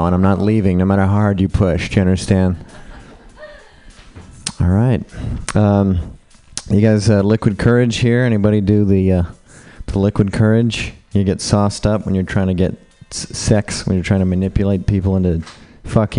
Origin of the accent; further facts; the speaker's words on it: Utah, United States; I grew up in Utah, Mormon, white.